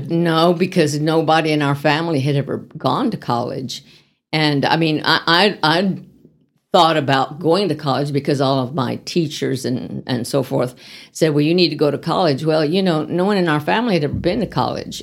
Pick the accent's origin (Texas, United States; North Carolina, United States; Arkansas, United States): Texas, United States; El Paso; moved away as an adult; also born or lived in Van Horn, Texas / Dallas, Texas; now in Amarillo, United States; I grew up in El Paso and in Van Horn, Texas